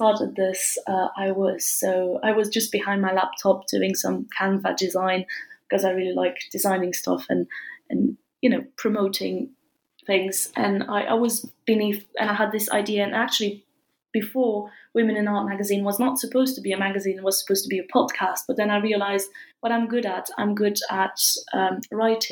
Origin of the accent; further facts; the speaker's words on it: France; moved away as an adult; also born or lived in England; I studied a bit in England and I was raised and born in France.